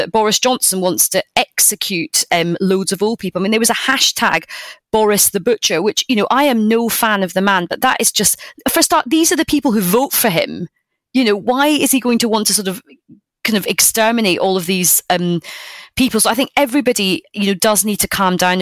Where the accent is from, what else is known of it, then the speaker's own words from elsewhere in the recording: United Kingdom; being British